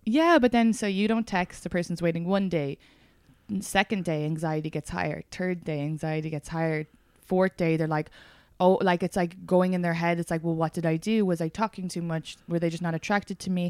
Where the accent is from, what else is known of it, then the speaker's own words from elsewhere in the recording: Ireland; now in United States; as a Irish immigrant